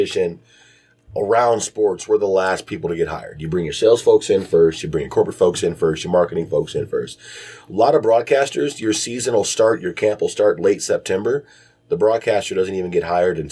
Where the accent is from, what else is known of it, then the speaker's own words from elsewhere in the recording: Detroit, Michigan, United States; moved away as an adult; also born or lived in Bowling Green, Ohio / Chicago / Youngstown; now in Cincinnati, United States; growing up in Detroit, I mean, we are a hockey town